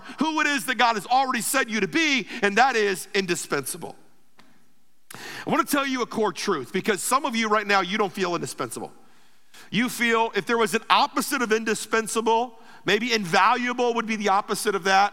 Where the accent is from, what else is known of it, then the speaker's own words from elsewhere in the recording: Ruskin, Florida, United States; I'm from Ruskin